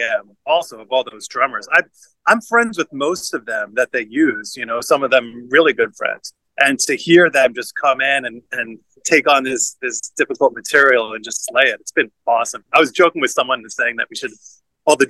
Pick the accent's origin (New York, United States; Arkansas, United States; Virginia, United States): New York, United States; Long Island; moved away as an adult; also born or lived in Philadelphia; I grew up in Long Island in New York